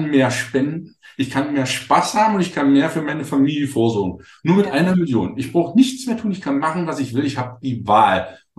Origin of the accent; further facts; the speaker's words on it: Wittenberg, Saxony-Anhalt, Germany; ich bin ja, ich komme ja aus der Lutherstadt Wittenberg.